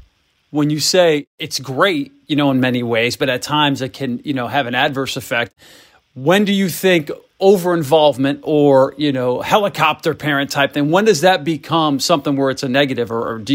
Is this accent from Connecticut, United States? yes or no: yes; Connecticut, United States; being born and raised in Connecticut, being a diehard UConn Husky fan my whole life